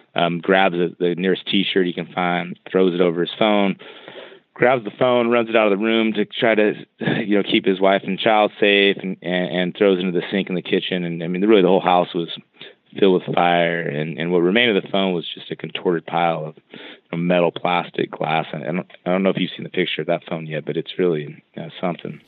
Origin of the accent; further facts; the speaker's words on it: California, United States; I grew up in California